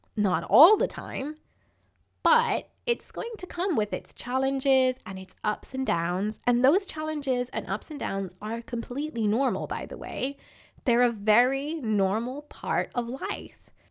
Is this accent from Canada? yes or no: no; Ireland; I grew up in Ireland